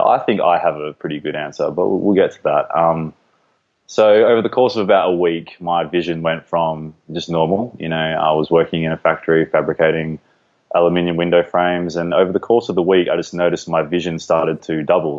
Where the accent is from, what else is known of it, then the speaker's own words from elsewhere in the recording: Perth, Western Australia, Australia; also born or lived in Geraldton, Western Australia; I'm from Perth, Western Australia